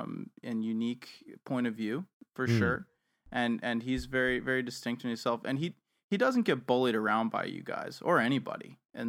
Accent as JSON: {"language": "English", "town": "Evanston", "region": "Illinois", "country": "United States", "moved": "yes", "lives_now": "Canada", "said": "So, I'm from Chicago. I'm actually from the north suburbs of Chicago. I'm from Evanston, Illinois."}